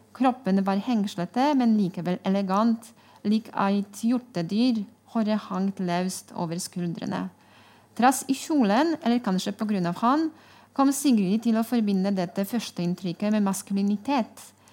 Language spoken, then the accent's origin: Norwegian; Poland; Norwegian is a second language; now in Norway